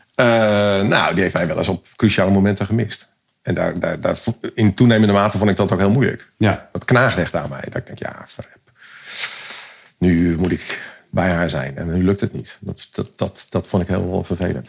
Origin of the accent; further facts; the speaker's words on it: Leeuwarden, Friesland, Netherlands; moved away; wij zijn allebei komen uit Leeuwarden, Westeinde